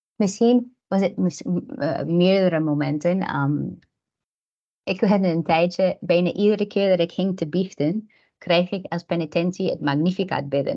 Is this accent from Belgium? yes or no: no; United States; Dutch is a second language; also born or lived in Ukraine (paternal family); now in Netherlands; ik ben zelf Amerikaans. Ik ben opgegroeid in een land zoals Nederland, die meer protestant is